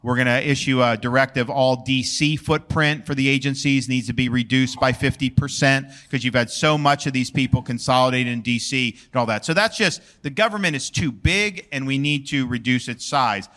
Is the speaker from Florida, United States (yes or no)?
yes; Florida, United States; I was born and raised in Florida